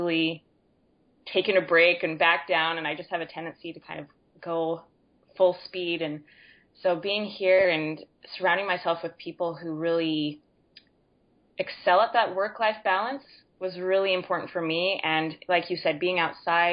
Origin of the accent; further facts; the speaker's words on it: Utah, United States; moved away as an adult; now in New Zealand; I'm originally from Utah and we left the end of June